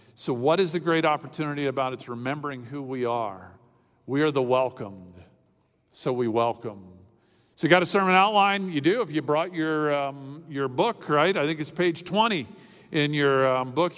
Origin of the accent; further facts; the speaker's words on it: Miami, Florida, United States; When I was a kid growing up in Miami